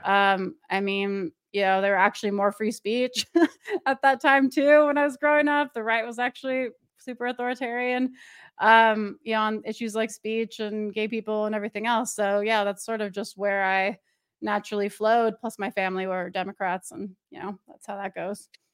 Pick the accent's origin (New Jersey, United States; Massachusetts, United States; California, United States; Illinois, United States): California, United States; Orange County; now in Oregon, United States; I'm from L A, but I'm from Orange County